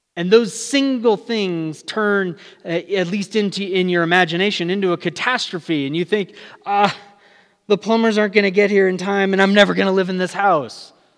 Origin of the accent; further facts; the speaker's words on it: California, United States; moved away as an adult; now in Albuquerque area, New Mexico, United States; I'm new to the area, I'm from California.